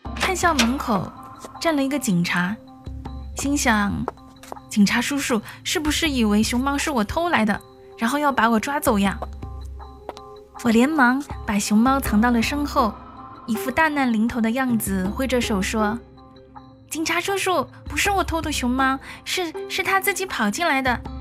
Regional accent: Yunnan, China; moved away; 作为一名云南人

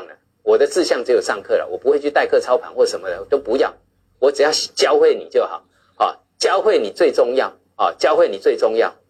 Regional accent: China; 我常常讲啊，我们是，我们中国人是有钱到被人家笑，真的是这样。

